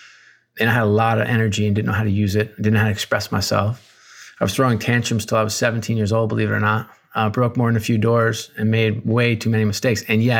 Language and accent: English; Newburgh, New York, United States; also born or lived in Worcester, Massachusetts / Akron, Ohio; I was born in Worcester, Massachusetts, and then moved to beautiful Akron, Ohio. And then to top off with the trifecta, I ended up spending most of my time in Newburgh, New York. And so three relatively depressed towns.